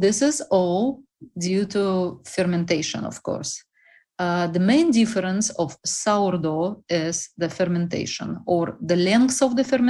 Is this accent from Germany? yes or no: no; Russia; English is a second language; moved away as an adult; now in United States; originally, I am from the most unpopular country in the whole world, Russia.